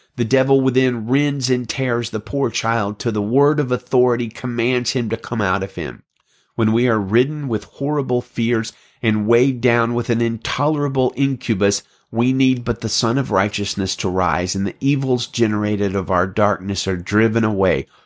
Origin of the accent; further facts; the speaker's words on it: Alabama, United States; I'm from Alabama